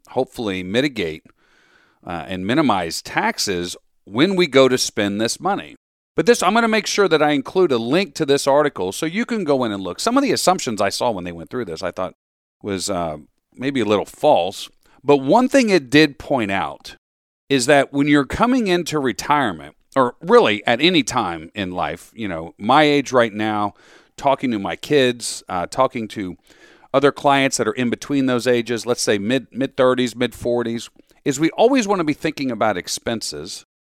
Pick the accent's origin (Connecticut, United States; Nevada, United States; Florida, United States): Florida, United States; also born or lived in Metro Philadelphia, Pennsylvania; now in Philadelphia, United States; I grew up down in Florida